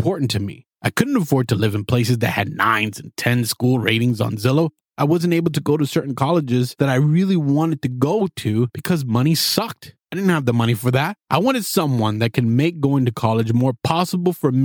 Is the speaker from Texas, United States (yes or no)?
no; South Florida, United States; moved away as an adult; also born or lived in Opa-locka, Florida / Hialeah, Florida / Hollywood, Florida / Pembroke Pines, Florida; now in Alameda, United States; I was born and raised in South Florida